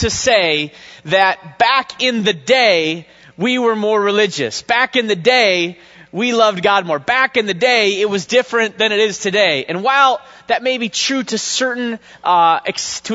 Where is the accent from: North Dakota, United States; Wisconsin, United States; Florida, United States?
North Dakota, United States; I'm a kid from North Dakota, you know, and people don't think anybody lives in North Dakota